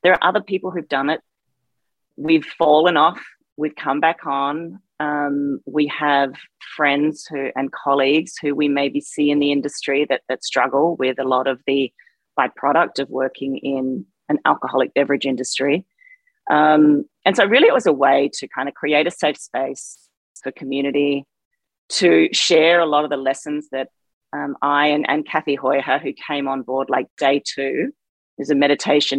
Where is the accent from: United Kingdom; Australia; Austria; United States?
Australia; moved away; growing up in Australia, a culture that has a pretty hefty and healthy drinking culture